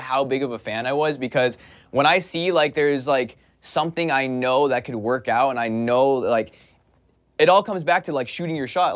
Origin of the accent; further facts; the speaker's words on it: Pasadena, California, United States; I was born and raised in Los Angeles, California, more specifically a small town called Pasadena